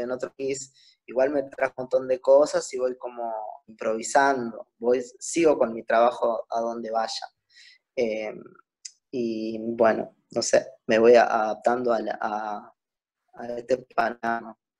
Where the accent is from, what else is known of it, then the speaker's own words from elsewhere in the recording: Uruguay; moved away as an adult; also born or lived in Buenos Aires, Argentina; un artista de Uruguay.